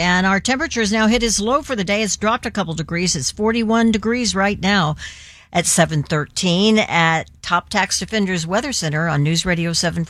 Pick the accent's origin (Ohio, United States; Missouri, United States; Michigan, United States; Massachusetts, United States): Missouri, United States; St. Louis; born there; Not my hometown, my birth town.